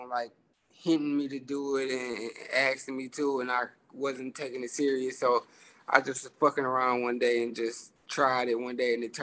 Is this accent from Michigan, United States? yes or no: yes; Inkster, Michigan, United States; I'm from Inkster. It's like 15, 20 minutes outside of Detroit. It's like a real small town. It's just like Detroit. 3-4 different parts of it. I grew up and was raised out there by my mama mostly